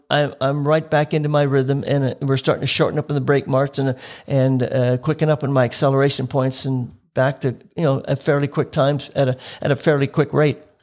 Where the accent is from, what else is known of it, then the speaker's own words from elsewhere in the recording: Oak Bay, British Columbia, Canada; I grew up in Oak Bay